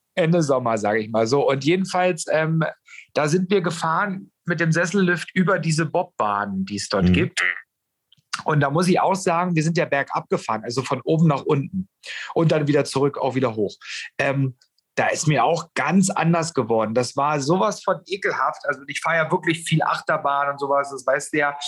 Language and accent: German; Germany; bei uns in Deutschland